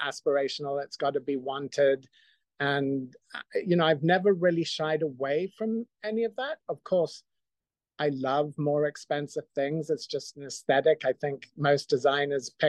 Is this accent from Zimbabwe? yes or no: yes; Zimbabwe; moved away; also born or lived in Scotland; I grew up in Zimbabwe